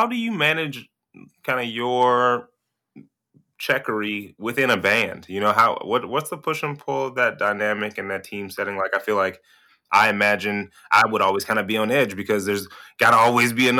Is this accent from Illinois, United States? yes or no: yes; Chicago, Illinois, United States; having been born and raised there